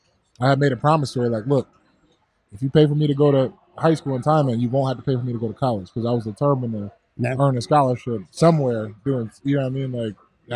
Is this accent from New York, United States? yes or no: yes; Buffalo, New York, United States; I grew up in the East Ferry Projects on the east side of Buffalo